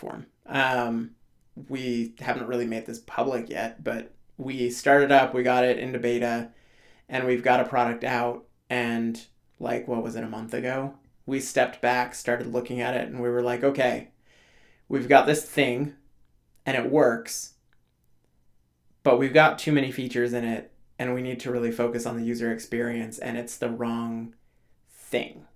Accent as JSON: {"language": "English", "region": "Alaska", "country": "United States", "tie": "born or raised there", "said": "I grew up in Alaska"}